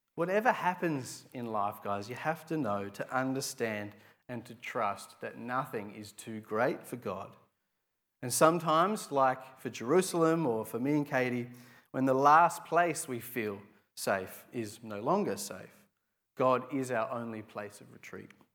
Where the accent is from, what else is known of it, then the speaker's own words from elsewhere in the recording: Adelaide, South Australia, Australia; I'm from Adelaide